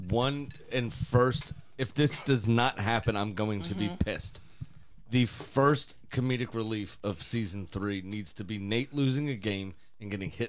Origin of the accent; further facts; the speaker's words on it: United Kingdom; I'm also British and awkward. But at the same time, I'm Indian